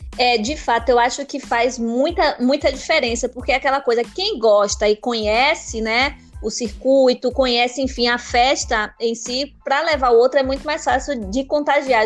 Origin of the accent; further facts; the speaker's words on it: Bahia, Brazil; Eu, mesmo sendo baiana, sou teropolitana